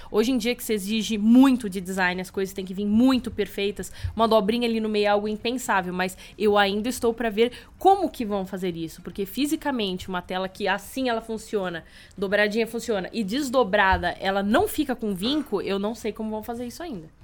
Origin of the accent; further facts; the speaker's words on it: São Bernardo do Campo, São Paulo, Brazil; Eu falo de São Bernardo